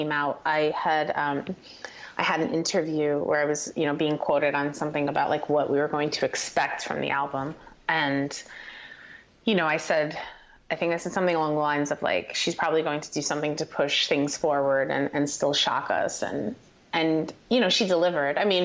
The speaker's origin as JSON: {"language": "English", "town": "Paterson", "region": "New Jersey", "country": "United States", "tie": "born or raised there", "also_born_or_lived": "Hawthorne, New Jersey", "said": "I grew up in northern New Jersey"}